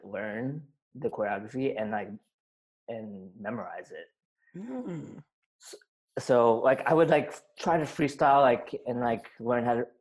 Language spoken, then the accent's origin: English; Long Island, New York, United States; also born or lived in Korea; I am from Long Island, New York. I was born in Korea